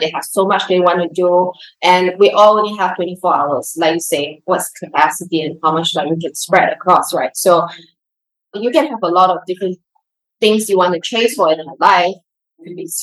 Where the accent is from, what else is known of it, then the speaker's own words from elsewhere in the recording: Singapore; moved away as an adult; also born or lived in London; I grew up in Singapore, like middle class family